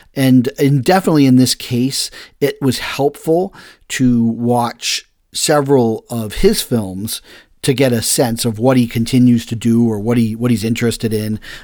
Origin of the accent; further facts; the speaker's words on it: Massachusetts, United States; I come from Massachusetts as about fisherman